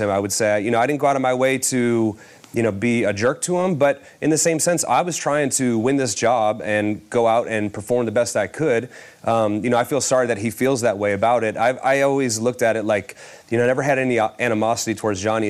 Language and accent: English; Cleveland, Ohio, United States; the starter of my hometown team